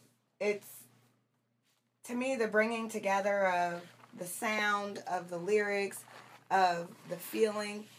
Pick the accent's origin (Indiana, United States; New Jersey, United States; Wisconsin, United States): Indiana, United States; Muncie; moved away; I'm from Muncie, Indiana, originally.